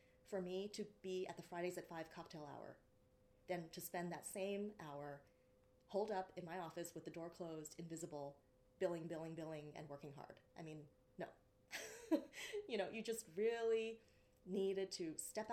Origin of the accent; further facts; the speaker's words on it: United States; being Asian American